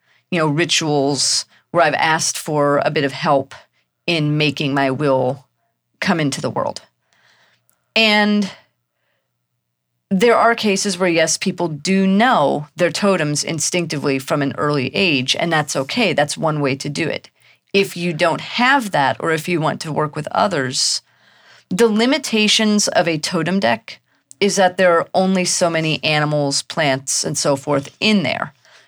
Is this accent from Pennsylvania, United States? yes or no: no; Missouri, United States; also born or lived in Germany / Texas; I was a military brat. I was born in Germany. We moved to the U.S. when I was very young, and I did most of my growing up in Texas and then mostly in Missouri.